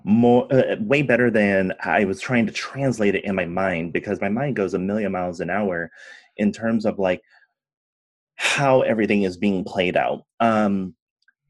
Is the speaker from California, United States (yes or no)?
yes; California, United States; also born or lived in San Francisco; growing up in California